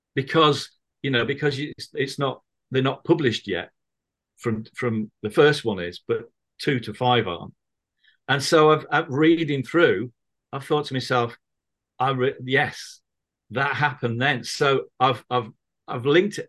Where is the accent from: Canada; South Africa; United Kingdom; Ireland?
United Kingdom; Manchester, North West England; now in Birmingham, United Kingdom; I grew up in Manchester